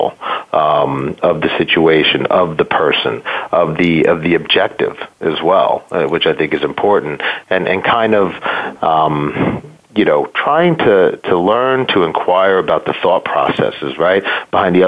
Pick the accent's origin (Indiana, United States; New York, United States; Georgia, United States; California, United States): New York, United States; New York area, United States; I grew up in New York, in the New York area